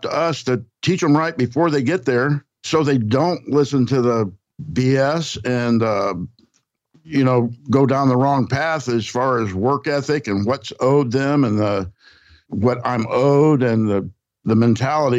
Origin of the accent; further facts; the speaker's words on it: Wickliffe, Kentucky, United States; moved away; also born or lived in Cairo, Illinois; I'm from a small city right at the Ohio and Mississippi meet. It's called Wickliffe, Kentucky. I was born in Cairo, Illinois, right across the river from Wickliffe. But we lived on a cattle farm